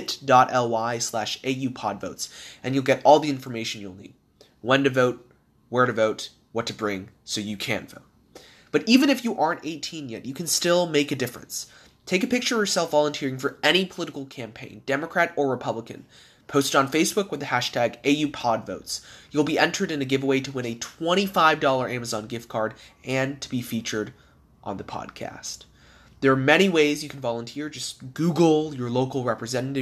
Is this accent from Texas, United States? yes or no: yes; Texas, United States; my home state of Texas